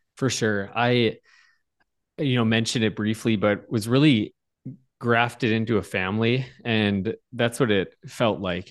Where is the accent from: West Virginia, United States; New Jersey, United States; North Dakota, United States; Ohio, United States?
North Dakota, United States; Bismarck; now in Fargo, United States; I grew up at Evangel in Bismarck, North Dakota.